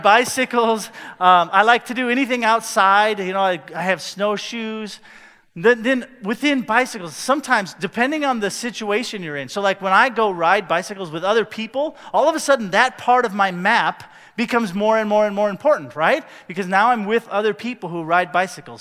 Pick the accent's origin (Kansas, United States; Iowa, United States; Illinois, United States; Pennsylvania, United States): Iowa, United States; Cedar Rapids; I grew up in North America, more specifically in Cedar Rapids, Iowa